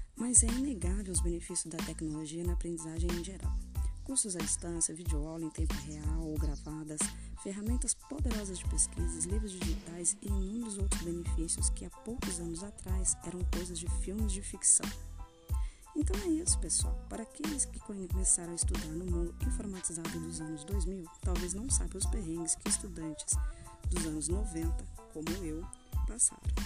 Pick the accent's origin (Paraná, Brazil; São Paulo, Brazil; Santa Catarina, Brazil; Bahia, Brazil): São Paulo, Brazil; Guarulhos; moved away as an adult; also born or lived in interior of Minas Gerais; now in Minas Gerais, Brazil; UNG, que é uma faculdade de Guarulhos, que é a minha cidade